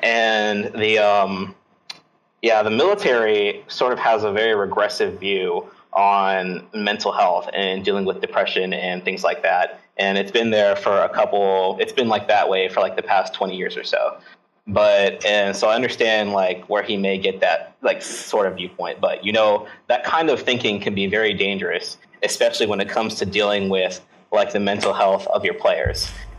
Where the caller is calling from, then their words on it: Hampton Roads, Virginia, United States; Hampton Roads, Virginia.